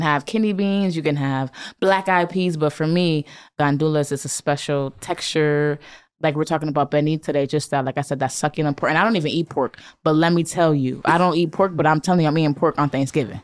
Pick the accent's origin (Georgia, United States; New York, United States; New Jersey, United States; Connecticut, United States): Connecticut, United States; Bridgeport; I'm from Bridgeport, Connecticut. We consider that the hood of Connecticut.